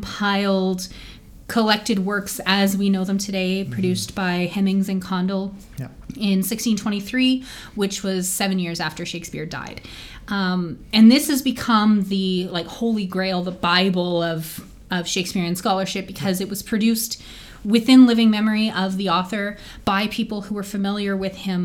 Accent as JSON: {"language": "English", "town": "Edmonton", "region": "Alberta", "country": "Canada", "said": "we are from Edmonton, Alberta"}